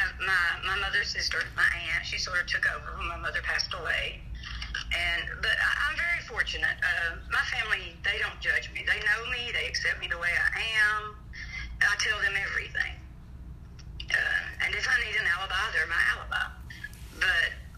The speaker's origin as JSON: {"language": "English", "region": "Alabama", "country": "United States", "said": "I'm from Alabama."}